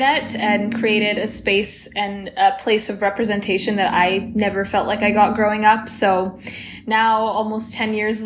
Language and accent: English; Canada; now in Los Angeles, United States; I'm originally from Canada, but I'm currently living in Los Angeles, California